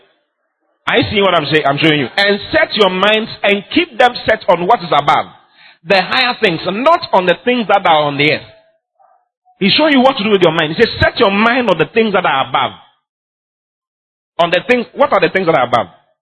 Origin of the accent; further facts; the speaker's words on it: Ghana; I'm a Ghanaian